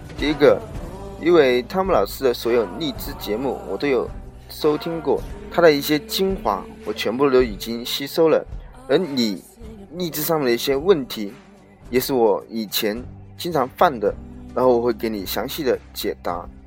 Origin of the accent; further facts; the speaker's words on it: Wuhan, Hubei, China; 今年二十四岁，老家是来自于湖北武汉